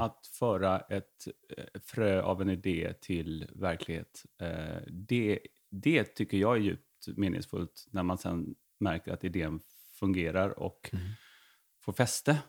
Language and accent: Swedish; Veberöd, Skåne, Sweden; also born or lived in Uppsala; utanför, på Romelåsen heter det, utanför mm. Vebröd